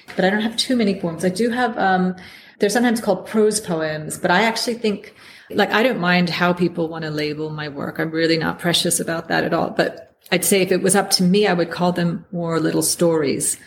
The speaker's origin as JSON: {"language": "English", "country": "United States", "moved": "as an adult", "lives_now": "United Kingdom", "said": "me as an American"}